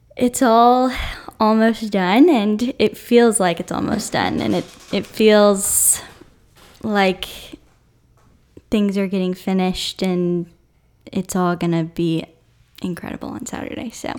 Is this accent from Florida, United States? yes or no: no; Atlanta, Georgia, United States; I'm from Atlanta